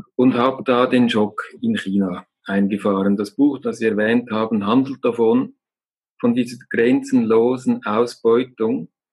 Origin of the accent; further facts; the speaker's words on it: Lake Zurich, Switzerland; now in Glarus, Switzerland; Ich bin äh, in einer gesunden, glücklichen Umgebung aufgewachsen ähm, am Zürichsee